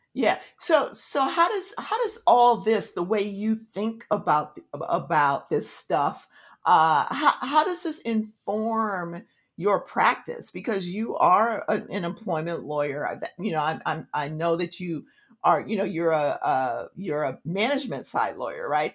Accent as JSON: {"language": "English", "town": "Tulsa", "region": "Oklahoma", "country": "United States", "tie": "born or raised there", "said": "I was I was born in Tulsa, Oklahoma"}